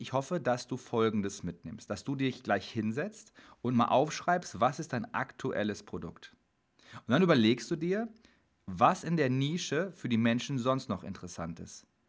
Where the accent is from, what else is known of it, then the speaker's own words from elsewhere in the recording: Dortmund, North Rhine-Westphalia, Germany; Ich komme aus Dortmund